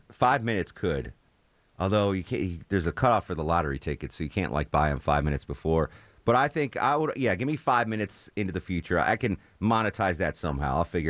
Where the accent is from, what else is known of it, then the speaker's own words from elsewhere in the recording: Connecticut, United States; What's funny is people that I grew up with in Connecticut think I have a Southern accent now, which I don't know. I don't hear it.